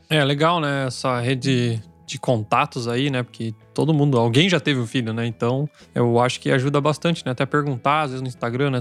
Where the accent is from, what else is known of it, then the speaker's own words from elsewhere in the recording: Brazil; now in Germany; A gente, como brasileiro